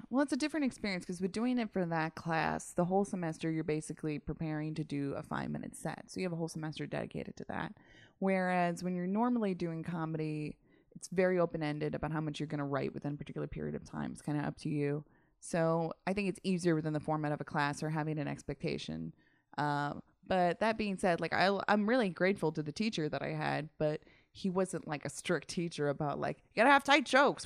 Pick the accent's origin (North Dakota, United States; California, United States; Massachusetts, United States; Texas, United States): Massachusetts, United States; moved away as an adult; also born or lived in Utica, New York; now in Los Angeles, United States; originally born in upstate New York, then to Massachusetts for most of my existence, and then to Los Angeles